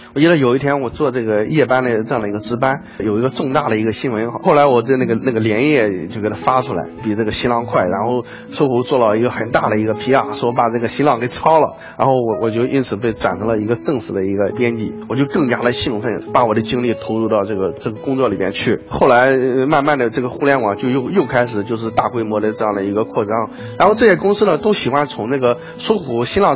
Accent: Anhui, China; moved away; 我家是在那个安徽的一个农村

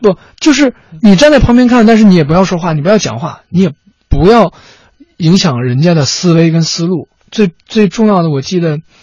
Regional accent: Changchun, Jilin, China; 我们都是长春的

